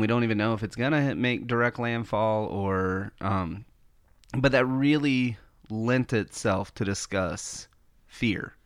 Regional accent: Florida, United States; being born and raised in Florida, like, I am really familiar with hurricanes

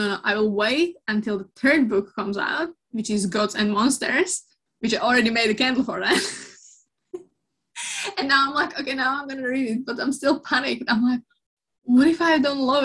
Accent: Slovakia; moved away; I'm from Slovakia, so that's kind of cold country

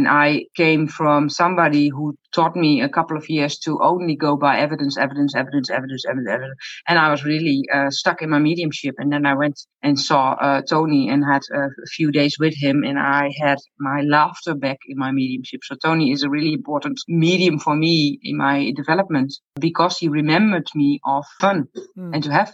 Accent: Netherlands; I'm from the Netherlands

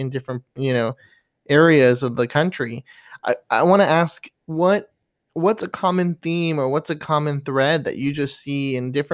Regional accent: Florida, United States; I grew up in Florida

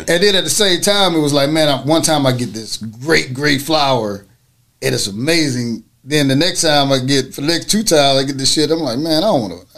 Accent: Orange, Texas, United States; also born or lived in North Carolina; I'm actually I was born in North Carolina, raised in Orange, Texas

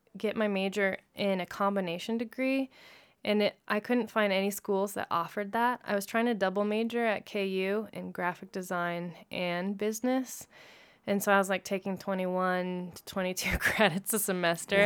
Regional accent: Lawrence, Kansas, United States; now in Denver, United States; I actually grew up in Lawrence, Kansas, where my three other siblings were also born.

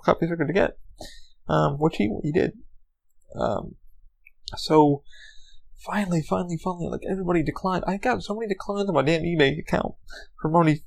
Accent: New York, United States; I grew up in New York

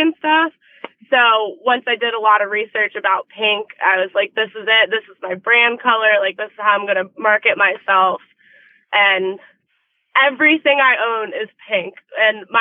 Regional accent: Naples, Florida, United States; I grew up in Naples, Florida with my mom with her equestrian program

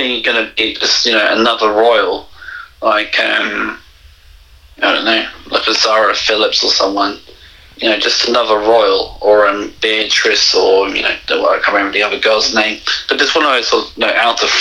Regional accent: England, United Kingdom; moved away; I grew up in England

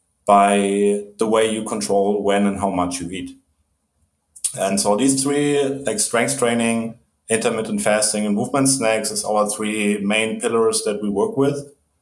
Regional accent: Germany; English is a second language; moved away; I'm originally from Germany. When I was a kid, we moved around a lot.

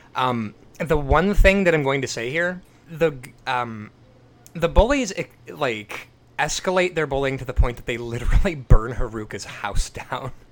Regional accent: United States; me as an American

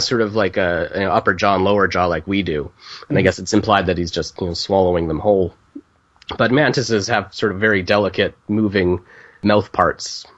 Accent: Canada; I'm Canadian, so I'll say Canada

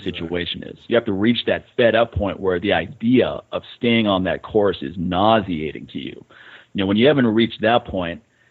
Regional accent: Montana, United States; now in Las Vegas, United States; I was stuck in a camper with my parents every summer growing up in Montana

